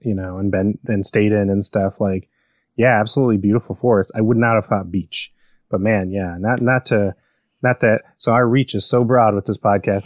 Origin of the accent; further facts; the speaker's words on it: Chicago, Illinois, United States; moved away; I grew up in Chicago